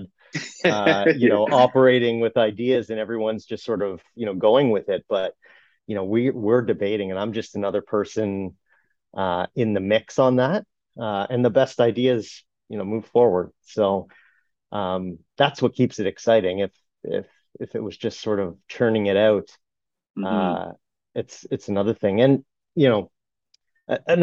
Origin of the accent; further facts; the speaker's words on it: Brampton, Ontario, Canada; I grew up in Brampton